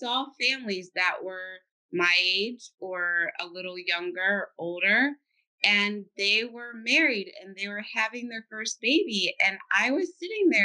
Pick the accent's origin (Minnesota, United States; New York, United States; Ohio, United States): Ohio, United States; Cincinnati; I'm from Cincinnati, Ohio. I was born and raised there, and I went to school there